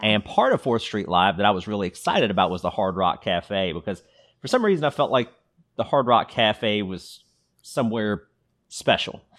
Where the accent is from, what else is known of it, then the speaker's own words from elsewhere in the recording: Louisville, Kentucky, United States; we grew up in Louisville